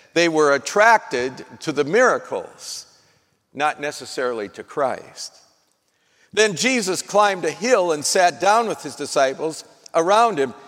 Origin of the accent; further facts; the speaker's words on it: North Dakota, United States; Well, I'm from North Dakota. I was born in North Dakota